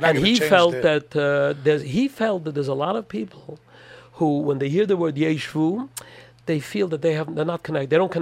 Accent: New York City, New York, United States; I grew up in Williamsburg

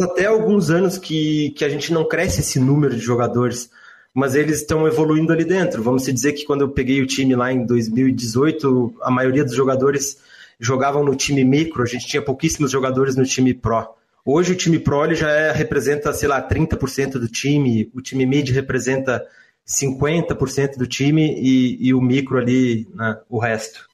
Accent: Rio Grande do Sul, Brazil; eu nasci no Rio Grande do Sul

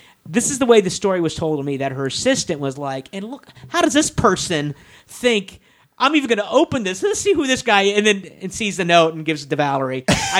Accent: Kansas, United States; I go, I'm from Kansas.

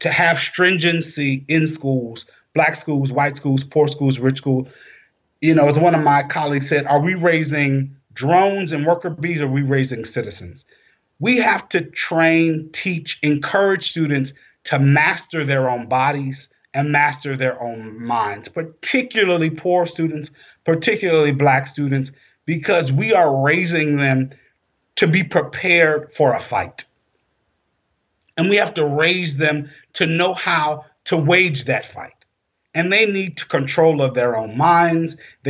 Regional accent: South Carolina, United States; I grew up in South Carolina

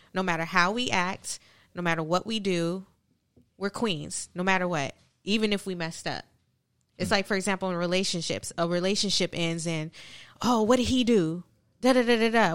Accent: California, United States; moved away; I'm originally from California

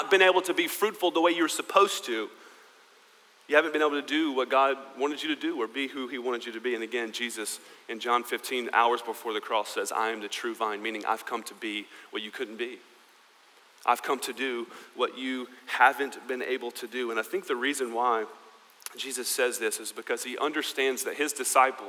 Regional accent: United States; I am American

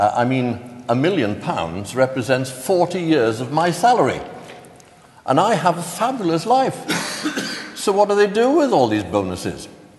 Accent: Wales, United Kingdom; I'm a Welshman

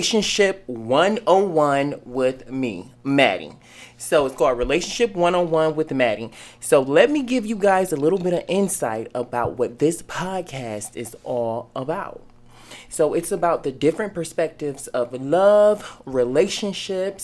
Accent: Cleveland, Ohio, United States; now in Atlanta, United States; I'm from Cleveland, Ohio.

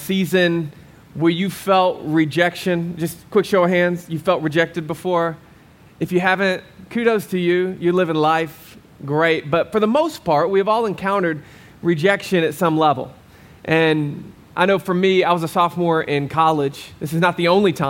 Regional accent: Arkansas, United States; moved away as an adult; now in Arizona, United States; I'm from Arkansas.

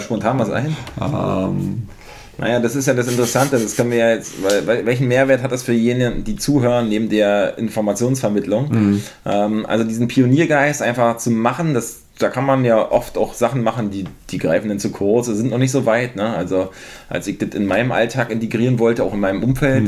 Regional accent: Mecklenburg-Vorpommern, Germany; now in Berlin, Germany; Ich selber bin ja aus MacPom.

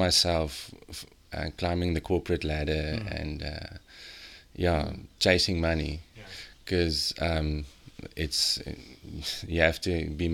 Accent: Lichtenburg, North West, South Africa; moved away as an adult; also born or lived in Moorreesburg, South Africa; now in Malmesbury area, South Africa; I'm from Lichtenburg

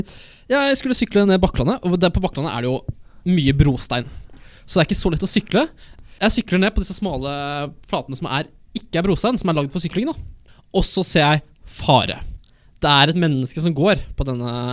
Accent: Elverum, Innlandet, Norway; Jeg er fra Sørskogbygda i Elverum

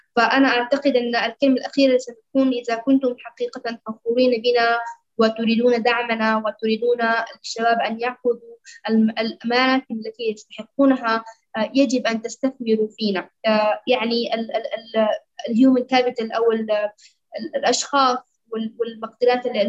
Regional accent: Sudan

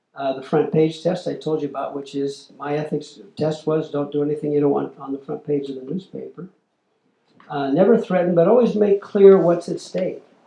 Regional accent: Midwest, United States; I'm from the Midwest

